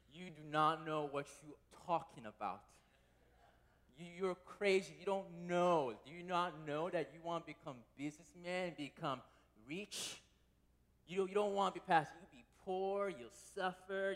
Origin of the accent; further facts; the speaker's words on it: United States; As a Korean American growing up in America